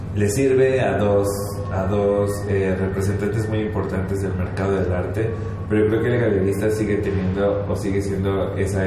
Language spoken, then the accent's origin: Spanish; State of Mexico, Mexico; also born or lived in Azcapotzalco, Mexico City; Yo soy del norte, yo nací en Azcapotzalco, pero toda mi vida viví en el Estado de México